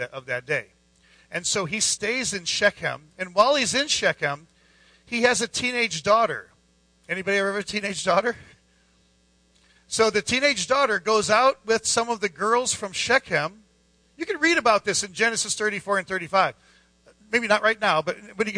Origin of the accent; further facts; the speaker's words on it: Scranton, Pennsylvania, United States; We're from Scranton